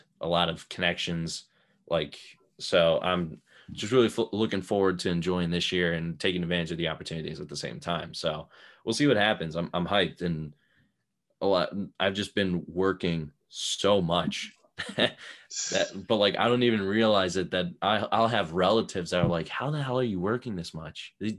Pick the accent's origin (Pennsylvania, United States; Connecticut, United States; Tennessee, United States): Pennsylvania, United States; Abington; Montgomery County, which is like Philadelphia area.